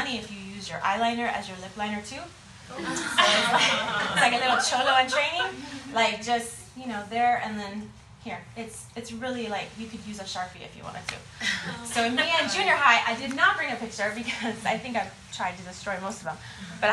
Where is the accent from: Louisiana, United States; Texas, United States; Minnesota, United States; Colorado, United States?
Texas, United States; San Antonio; I grew up in San Antonio, on the west side